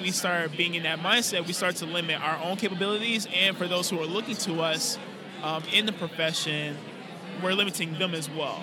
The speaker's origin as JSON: {"language": "English", "town": "West Palm Beach", "region": "Florida", "country": "United States", "moved": "as an adult", "lives_now": "Tampa, United States", "said": "I'm originally from West Palm Beach"}